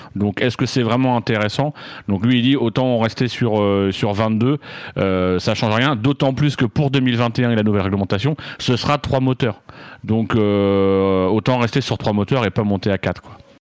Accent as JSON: {"language": "French", "region": "Normandy", "country": "France", "moved": "yes", "said": "en tant que Normand"}